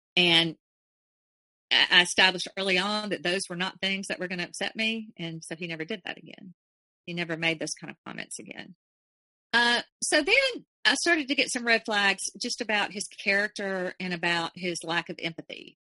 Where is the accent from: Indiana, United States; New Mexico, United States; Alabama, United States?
Alabama, United States; I was from Alabama